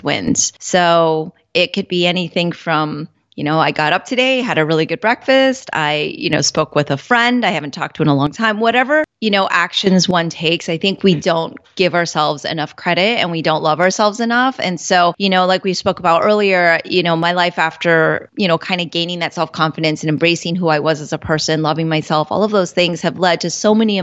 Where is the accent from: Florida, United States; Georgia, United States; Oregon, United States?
Florida, United States; Orlando; growing up in Orlando, I definitely was a minority